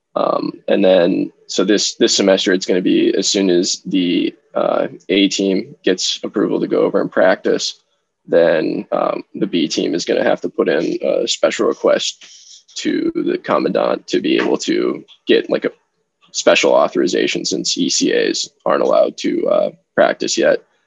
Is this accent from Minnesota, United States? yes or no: yes; Minnesota, United States; my favorite team at the professional level is my hometown team, the Minnesota Wild